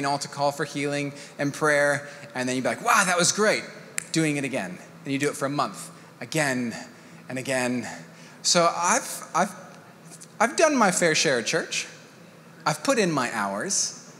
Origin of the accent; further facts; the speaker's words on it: Mexico; I am a missionary kid. My dad, the way that they did church planting when I was a kid, I grew up in Mexico.